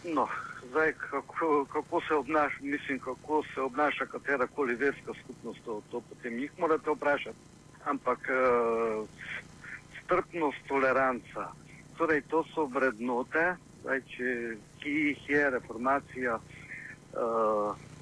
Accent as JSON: {"language": "Slovenian", "country": "Slovenia", "said": "Slovenci smo"}